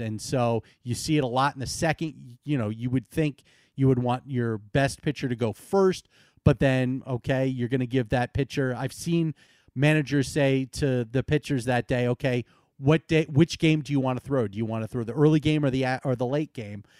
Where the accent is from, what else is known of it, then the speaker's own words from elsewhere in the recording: Northeast, United States; moved away as an adult; now in Florida, United States; I'm from the Northeast and that I grew up a Boston Red Sox fan